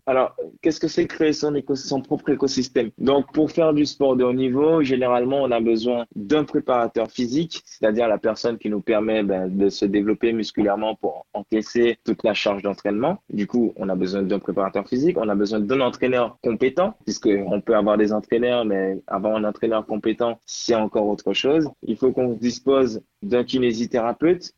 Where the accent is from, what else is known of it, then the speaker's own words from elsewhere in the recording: Guadeloupe; now in France; je suis de Guadeloupe.